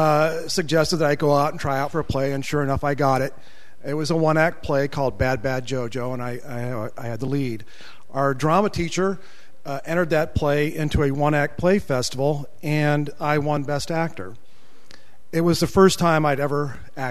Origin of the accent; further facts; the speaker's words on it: Akron, Ohio, United States; I was born and raised near Akron, Ohio